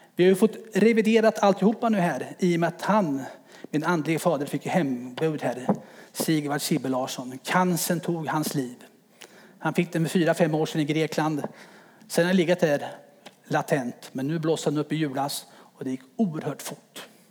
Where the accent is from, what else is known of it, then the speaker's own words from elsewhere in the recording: Örebro, Örebro County, Sweden; now in Timmersdala, Sweden; Född och uppväxt i Örebro i en fembarnsfamilj